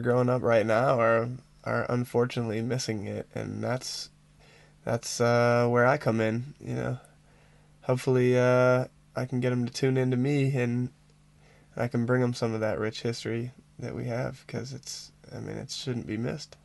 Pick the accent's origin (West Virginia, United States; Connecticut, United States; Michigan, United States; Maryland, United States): Michigan, United States; Ann Arbor; I grew up in the Detroit area. Yeah, just just west of Detroit, about 20 miles west of Detroit, in a little town called Ann Arbor, Michigan.